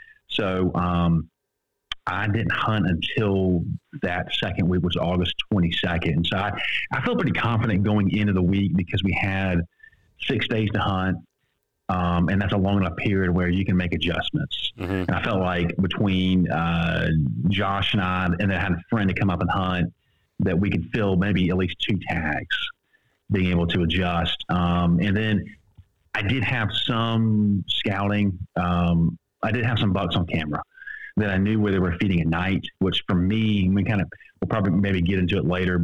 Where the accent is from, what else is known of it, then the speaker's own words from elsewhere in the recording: Savannah, Georgia, United States; I'm from Savannah, Georgia, and I'm in real estate